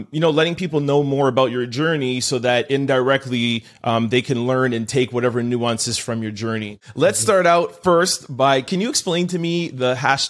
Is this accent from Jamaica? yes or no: yes; Jamaica; And it literally, as a Jamaican, it made us feel proud and it made us feel like there's somebody representing us.